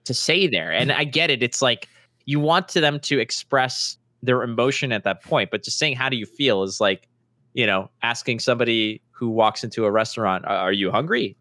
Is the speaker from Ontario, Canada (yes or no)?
no; Montreal, Quebec, Canada; where I grew up in Montreal